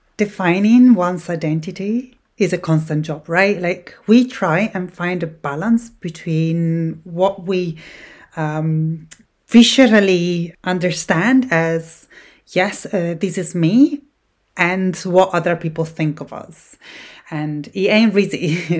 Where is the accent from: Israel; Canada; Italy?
Italy; English is a second language; moved away as an adult; now in Scotland, United Kingdom; I was born in Italy